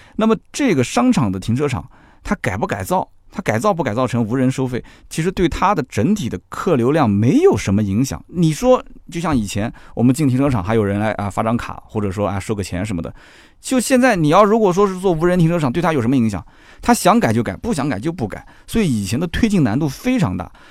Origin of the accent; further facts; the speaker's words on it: Jiangsu, China; 我是江苏的，我办什么鲁通卡，虽然说全国通行，对吧？我们江苏有苏通卡